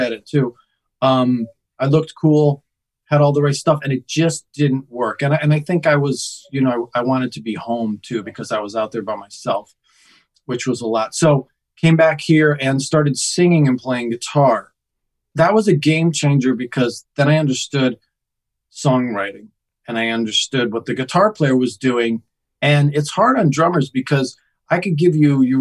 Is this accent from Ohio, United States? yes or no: no; Connecticut, United States; now in Los Angeles, United States; I grew up in Connecticut